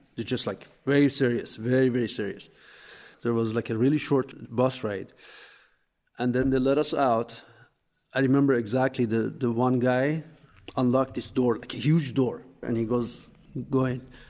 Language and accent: English; Masjed Soleyman, Khuzestan, Iran; English is a second language; now in Eugene, United States; I was born in a small town called Masjid Suleiman in southern Iran